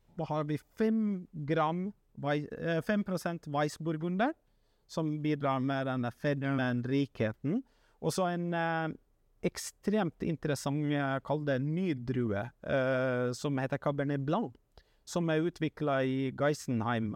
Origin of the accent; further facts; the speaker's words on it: Finland; now in Norway; en kultur som jeg vokste opp med hjemme i Finland